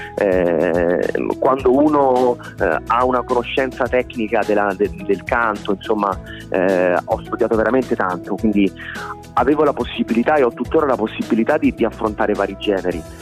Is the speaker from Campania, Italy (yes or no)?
no; Rome, Lazio, Italy; ho 30 anni, sono un cantautore romano